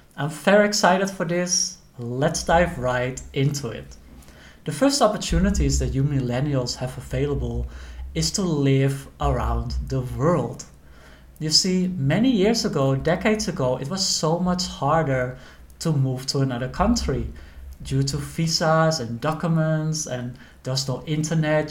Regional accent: Netherlands; moved away as an adult; also born or lived in Thailand; I'm from the Netherlands

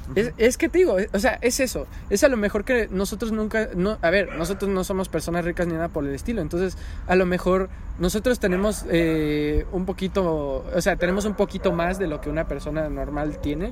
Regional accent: Mexico; soy el peor mexicano del mundo

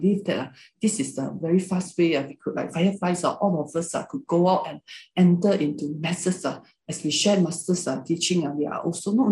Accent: Malaysia; first language Hakka; English is a second language; Malaysians, we can speak Malay language, most of us

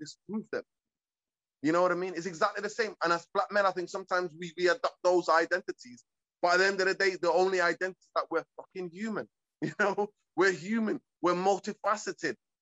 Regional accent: Manchester, North West England, United Kingdom; English is a second language; also born or lived in Hargeisa, Somalia / East Africa; I grew up in Manchester, in my side, Caribbean community

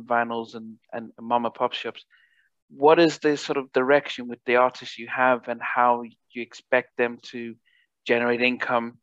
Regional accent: England, United Kingdom; we're English, so we have a different pronunciation.

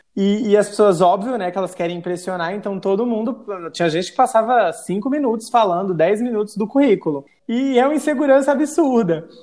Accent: Rio Branco, Acre, Brazil; also born or lived in interior of Rio Grande do Norte / São Paulo; quando eu fui para o Acre, que eu fui para o Acre fazer a quinta série. e terminei os meus estudos em Rio Branco

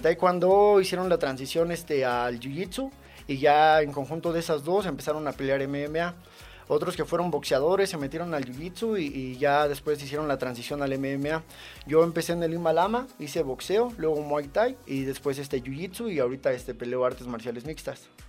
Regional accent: Ecatepec, State of Mexico, Mexico; now in Tultepec, Mexico; Yo nací en Jalostoque, Catepec. Eh, radico en Tultepec, Estado de México

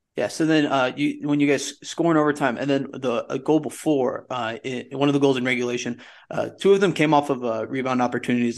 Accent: Henderson, Nevada, United States; I was born there, Henderson

